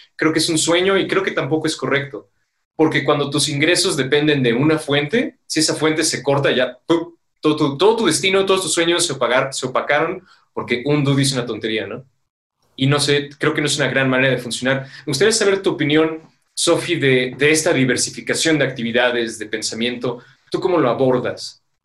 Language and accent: Spanish; Metepec, State of Mexico, Mexico; por acá nosotros somos de Metepec, guión Toluca